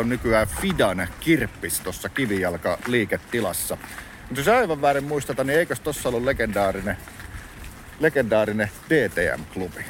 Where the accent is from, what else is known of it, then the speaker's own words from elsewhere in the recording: Lahti, Päijät-Häme, Finland; now in Helsinki, Finland; Kotikylässäni Laadessa ei raitiovaunuja ollut